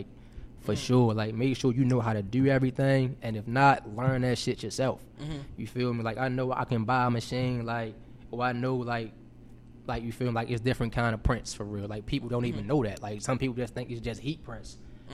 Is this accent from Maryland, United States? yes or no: yes; Baltimore, Maryland, United States; moved away as an adult; also born or lived in Atlanta / Houston; I'm from Baltimore for real. Then I came to school in the A, and then I ended up getting an internship in Houston at BP